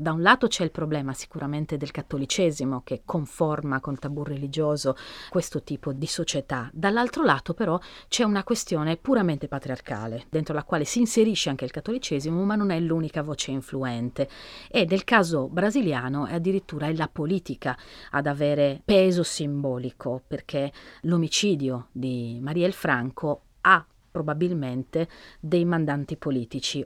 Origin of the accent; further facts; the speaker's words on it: Sardinia, Italy; sono sarda